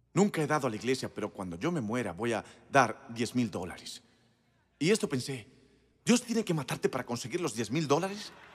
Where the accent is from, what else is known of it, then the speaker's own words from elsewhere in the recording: Moncks Corner, South Carolina, United States; moved away; Crecí en Monks Corner, Carolina